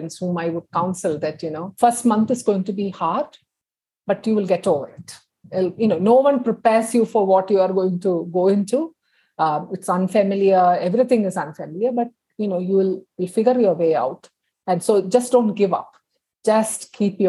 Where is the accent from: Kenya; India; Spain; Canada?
India; Kerala; first language Tamil; English is a second language; moved away as an adult; also born or lived in Chennai, India / Bombay, India; Because I grew up in Kerala, my parents say that I started speaking in Malayalam much more than in Tamil, which is my mother tongue